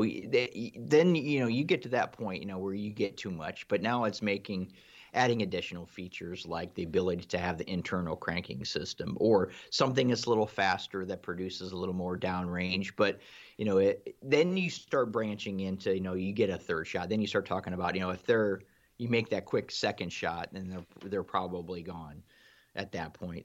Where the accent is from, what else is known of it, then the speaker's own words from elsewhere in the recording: Ohio, United States; I'm from Ohio myself.